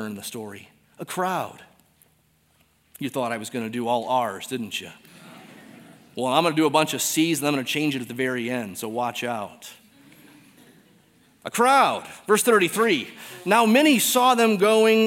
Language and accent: English; Detroit, Michigan, United States; moved away; I'm from Detroit